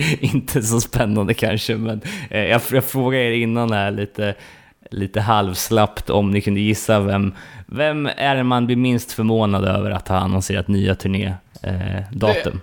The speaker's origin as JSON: {"language": "Swedish", "country": "Sweden", "said": "som fördomsfull svensk"}